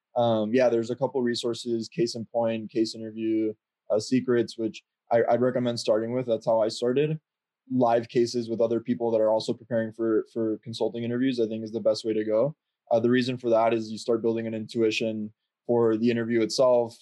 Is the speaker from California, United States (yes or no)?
no; Miami, Florida, United States; moved away; I'm originally from Miami